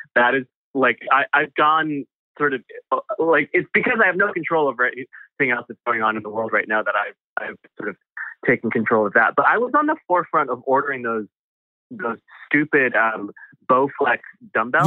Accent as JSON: {"language": "English", "town": "Chicago", "region": "Illinois", "country": "United States", "tie": "born or raised there", "moved": "yes", "said": "grow up in Chicago or the, the surrounding area in the 90s"}